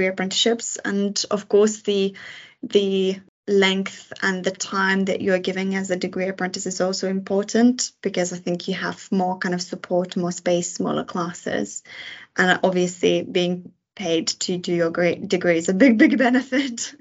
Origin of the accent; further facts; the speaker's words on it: Lithuania; moved away as an adult; now in United Kingdom; I moved to UK from Lithuania when I was 18